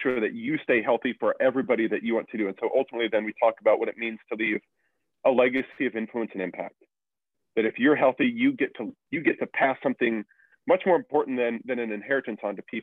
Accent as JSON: {"language": "English", "region": "Kansas", "country": "United States", "tie": "born or raised there", "said": "I was born in Kansas"}